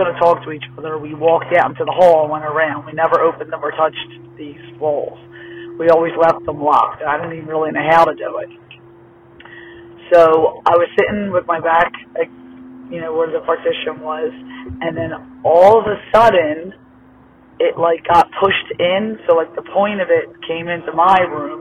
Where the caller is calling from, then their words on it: Pennsylvania, United States; I'm calling from Smith Meeting, PA